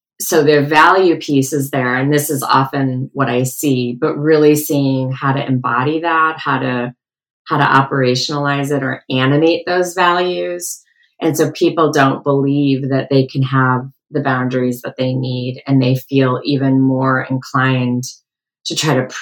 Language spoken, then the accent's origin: English; outside of Detroit, Michigan, United States; I grew up outside of Detroit